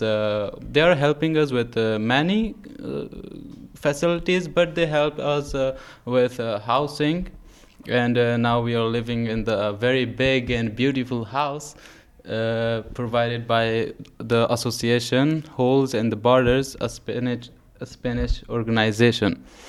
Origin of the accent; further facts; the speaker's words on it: Afghanistan; English is a second language; now in Greece; from Afghanistan, and we are living in Greece